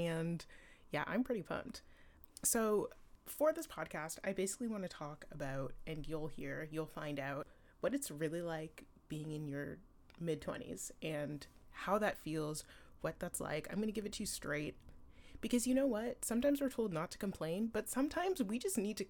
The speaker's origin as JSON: {"language": "English", "area": "about 40 minutes outside of Toronto", "region": "Ontario", "country": "Canada", "tie": "born or raised there", "also_born_or_lived": "Ottawa", "moved": "as an adult", "lives_now": "Vancouver, Canada", "said": "I grew up in Ontario, about 40 minutes outside of Toronto"}